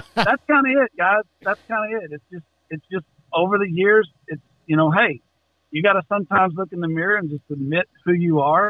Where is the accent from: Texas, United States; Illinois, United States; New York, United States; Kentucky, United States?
Texas, United States; Central; also born or lived in Austin, Texas; I grew up in Central Texas, 50 miles from Austin.